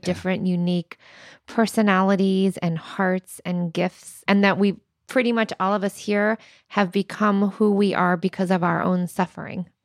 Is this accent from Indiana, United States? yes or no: yes; Indiana, United States; moved away; I'm from Indiana